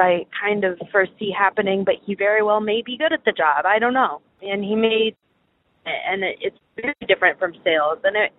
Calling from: Chicago, Illinois, United States; I am 22 from Chicago, and my problem that I'm dealing with is with work and my boyfriend

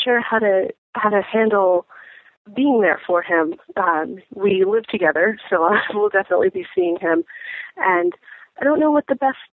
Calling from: Philadelphia, Pennsylvania, United States; I'm calling you from Philadelphia

